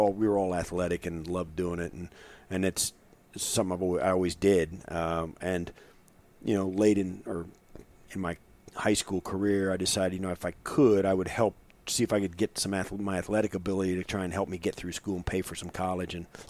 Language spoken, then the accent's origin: English; Kansas, United States; And in Kansas at that time, in the part of the state where I was kind of growing up, there was football in the f